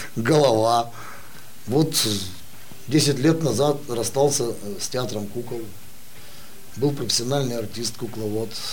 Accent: Russian Far East, Russia; я родился и вырос на Дальнем Востоке

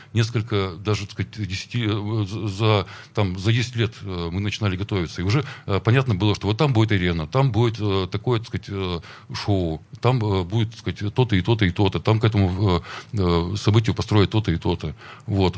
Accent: Perm, Perm Krai, Russia; я родился на Крохлевке

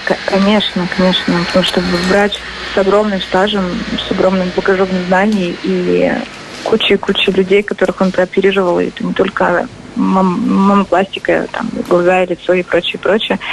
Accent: Izhevsk, Udmurtia, Russia; мой родной город

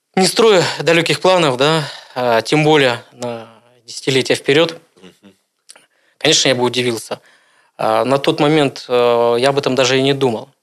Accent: Irkutsk, Irkutsk Oblast, Russia; Родился я в городе Иркутске

